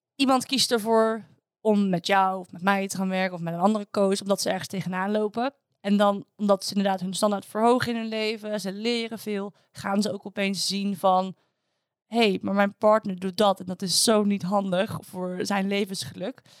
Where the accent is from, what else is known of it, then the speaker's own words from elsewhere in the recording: Netherlands; als Nederlanders